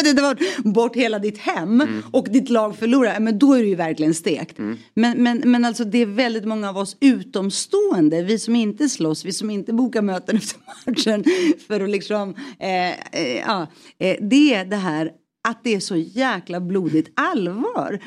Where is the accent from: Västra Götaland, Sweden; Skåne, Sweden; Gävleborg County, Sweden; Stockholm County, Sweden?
Stockholm County, Sweden; Stockholm; i Rinkeby jag, jag snackar jugoslaviska med honom